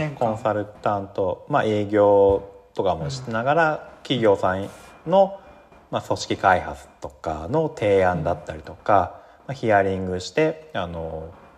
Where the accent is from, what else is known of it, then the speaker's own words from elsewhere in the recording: Yamanashi, Japan; accent: Koshu dialect; moved away as an adult; also born or lived in Tokyo; 僕山梨県出身なんですけど、まあ、山梨の方言であの甲州弁っていう方言がありまして